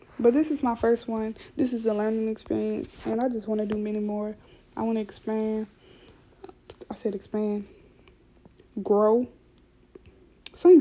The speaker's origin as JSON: {"language": "English", "region": "South Louisiana", "country": "United States", "said": "I already talk fast because I'm from South Louisiana"}